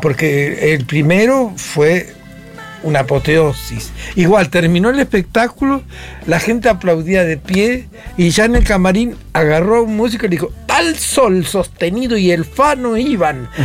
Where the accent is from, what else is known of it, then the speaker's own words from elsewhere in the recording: Ingeniero Jacobacci, Río Negro, Argentina; moved away; also born or lived in San Antonio Oeste; hablábamos de mi pueblo natal, que hoy dije Santo Antonio, San Antonio, yo me crié en Jacobasi